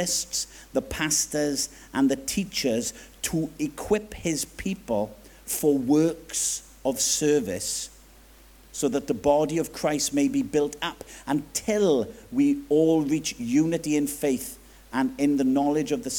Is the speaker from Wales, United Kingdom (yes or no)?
yes; Swansea, Wales, United Kingdom; accent: Swansea Jack; Swansea Jack lingo